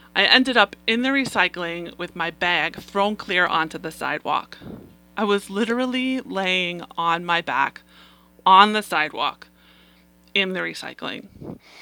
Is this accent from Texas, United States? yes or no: no; New York City, New York, United States; I am a native New Yorker. I grew up on Staten Island, the place in New York City